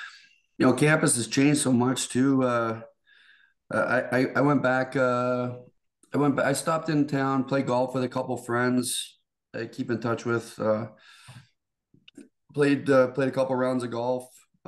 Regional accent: Stratford, Ontario, Canada; moved away as an adult; now in United States; when I grew up in Stratford.

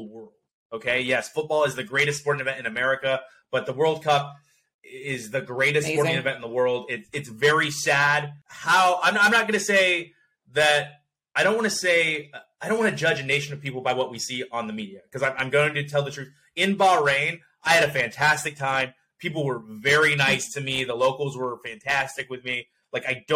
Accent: United States; I'm American

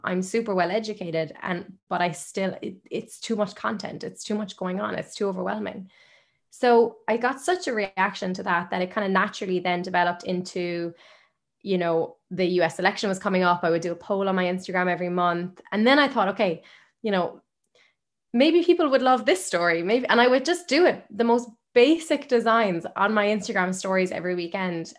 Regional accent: Limerick, Munster, Ireland; I'm from Limerick. My parents are both Irish. They're if one of my family's Irish, I'm a hundred percent Irish. I've only lived in Ireland

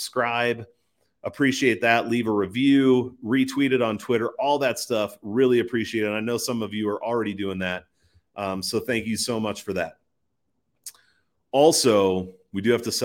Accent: Midwest, United States; I'm from the Midwest

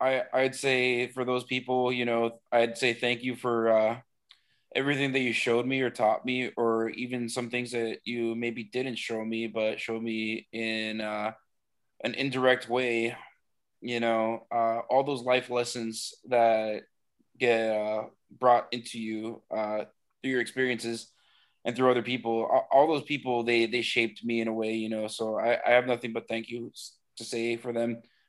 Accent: Miami, Florida, United States; You know, I'm from Miami. My parents are Cuban.

